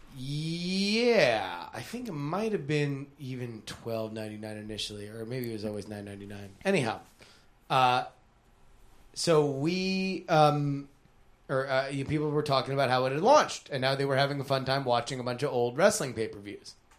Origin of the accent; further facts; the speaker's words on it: South Florida, United States; my town where I grew up in South Florida